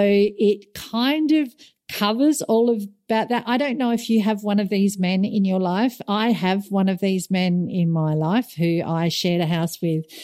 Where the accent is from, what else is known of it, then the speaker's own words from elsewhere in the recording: Australia; moved away; as an Aussie